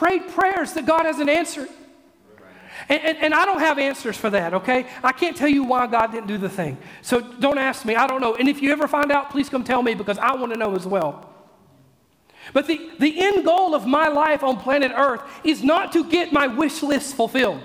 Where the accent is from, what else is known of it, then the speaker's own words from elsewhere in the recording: Mississippi, United States; I'm from Mississippi